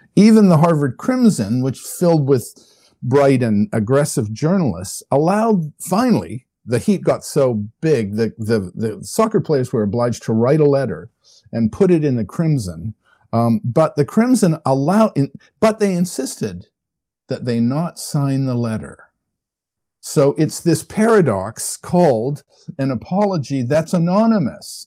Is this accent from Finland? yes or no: no; Canada; I'm a Canadian. I come, uh, by birth and upbringing, I come from a country that doesn't really have much of a military